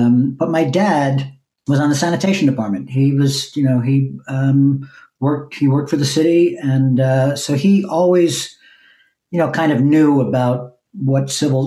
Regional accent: Long Island, New York, United States; moved away as an adult; also born or lived in East Village, New York City; now in Brooklyn, United States; then we moved to Long Island when I was eight. So I spent my real formative years in Long Island

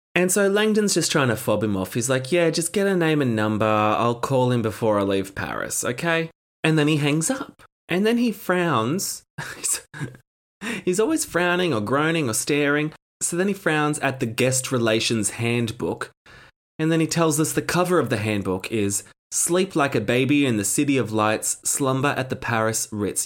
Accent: Australia; accent: campy Australian; my campy Australian accent

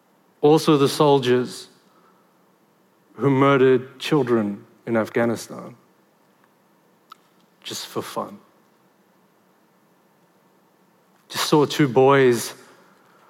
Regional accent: Sydney, New South Wales, Australia; And I was born in Liverpool, in Western Sydney.

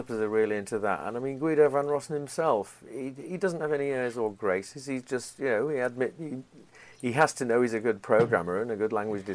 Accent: Yorkshire and the Humber, United Kingdom; moved away as an adult; also born or lived in Portland, United States / East Coast, United States; now in United States; I come from Yorkshire, and we're supposed to be blunt there, too

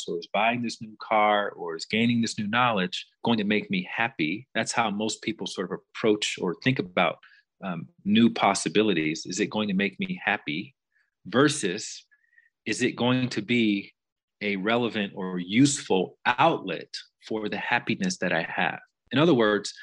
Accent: Alabama, United States; moved away; also born or lived in Chicago; I grew up in Alabama, which is in the southern part of the United States

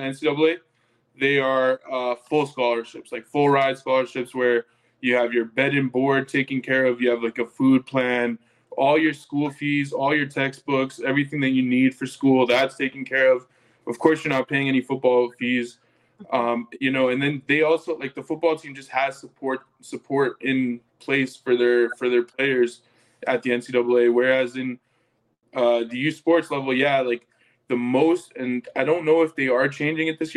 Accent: Calgary, Alberta, Canada; moved away as an adult; now in Edmonton, Canada; I grew up in Calgary my whole life, played football there my whole life

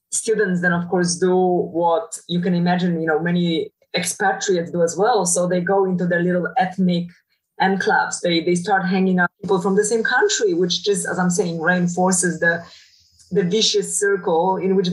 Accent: Poland; English is a second language; now in Netherlands; So that's how I was brought up back in Poland.

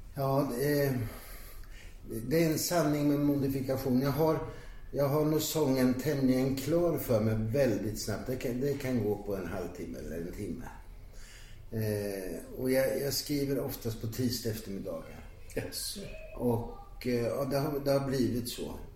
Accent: Ankarsholm, Sweden; i brukssamhället Ankarsholm där jag växte upp

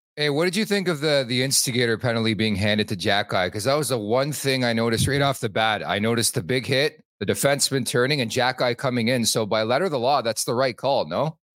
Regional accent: Montreal, Quebec, Canada; moved away; I'm from Montreal

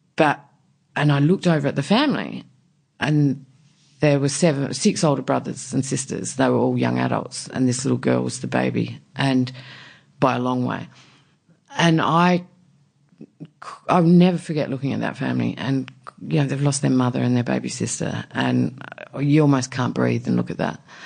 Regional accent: Warooka, South Australia, Australia; I grew up in a tiny country town in South Australia, um, near coastal town

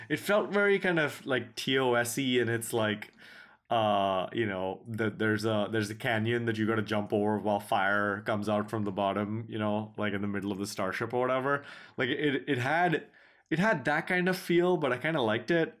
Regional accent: United States; we in America

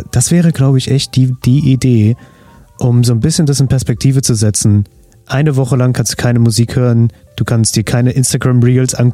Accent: Armenia; Also ich als Armenier natürlich, ne?

